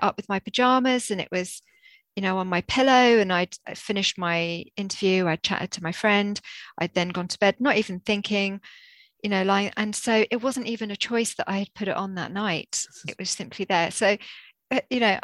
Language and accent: English; Jersey; moved away as an adult; now in Bristol, United Kingdom; this was before we came to Bristol. I'm from Jersey. We were living in Jersey.